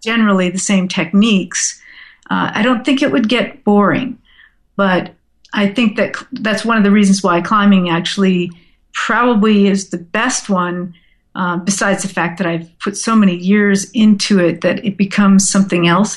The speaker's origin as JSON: {"language": "English", "region": "Southern California", "country": "United States", "tie": "born or raised there", "also_born_or_lived": "upstate New York", "moved": "as an adult", "said": "I grew up in Southern California, and I decided to move to upstate New York to finish my college education"}